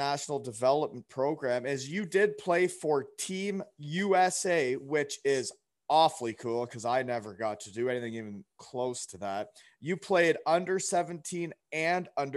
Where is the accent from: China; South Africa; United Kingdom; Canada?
Canada; I'm Canadian